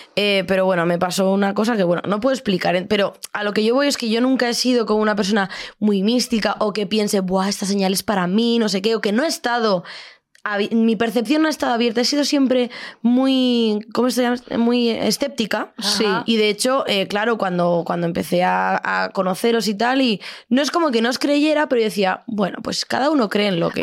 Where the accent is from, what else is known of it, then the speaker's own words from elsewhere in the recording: Extremadura, Spain; moved away; Yo llego a mi pueblo de Extremadura, de la Deep Extremadura.